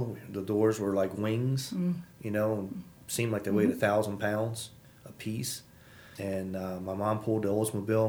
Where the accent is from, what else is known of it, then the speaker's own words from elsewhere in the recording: Manassas, Virginia, United States; also born or lived in Hopewell, Virginia / Petersburg, Virginia / Spring Creek, Virginia; now in Front Royal, United States; I am born and raised in Virginia